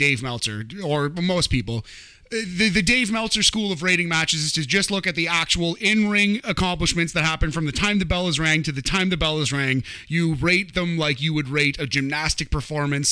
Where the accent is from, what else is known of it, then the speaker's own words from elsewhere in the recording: Canada; I'm a Hart fan, I'm a Canadian